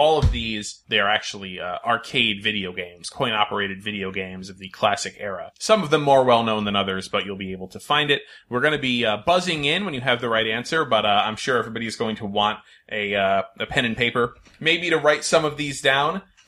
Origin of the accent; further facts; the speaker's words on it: Connecticut, United States; I say aunt or aunt interchangeably because I'm from Connecticut.